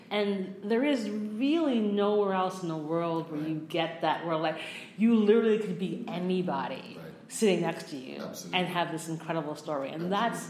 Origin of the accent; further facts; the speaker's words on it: New York, United States; even as someone who grew up in New York, I grew up on Long Island, which right. is the 51st state.